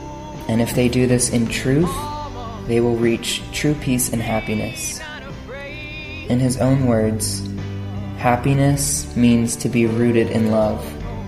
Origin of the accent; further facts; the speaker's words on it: Pennsylvania, United States; I'm 23 years old, and I'm from Pennsylvania in the United States.